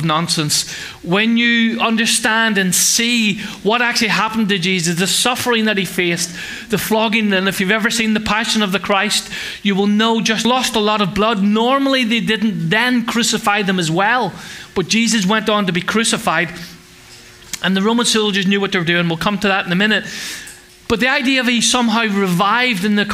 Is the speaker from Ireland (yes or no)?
yes; Ireland; I'm Irish